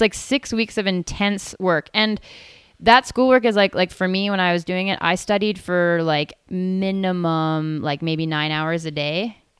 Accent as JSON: {"language": "English", "town": "Tsawwassen", "region": "British Columbia", "country": "Canada", "tie": "born or raised there", "moved": "as an adult", "lives_now": "Whistler, Canada", "said": "I left and went down to Towson again, where I grew up"}